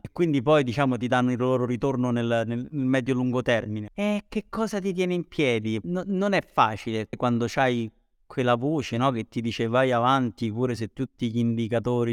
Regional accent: Rome, Lazio, Italy; io sono di Roma

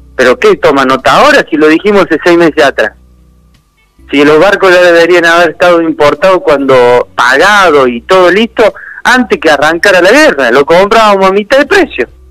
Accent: Argentina; nosotros como argentinos

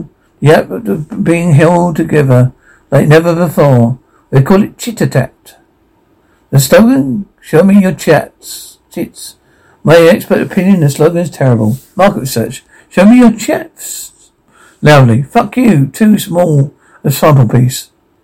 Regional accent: New Jersey, United States; I'm from New Jersey.

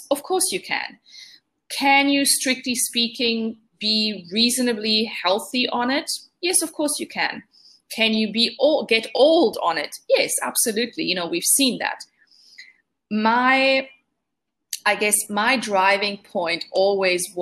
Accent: Italy; I grew up in Italy

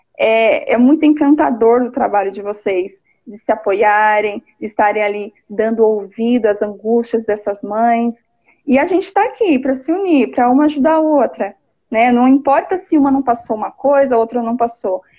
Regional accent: São Paulo, Brazil; also born or lived in Leme, São Paulo; São Paulo, sou de São Paulo, moro em Leme, interior

